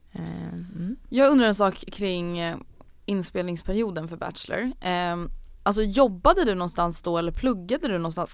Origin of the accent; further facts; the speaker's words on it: Gothenburg, Västra Götaland, Sweden; moved away as an adult; now in Stockholm, Sweden; jag kommer ju från Göteborg, eller en, rättare sagt en liten förort utanför Göteborg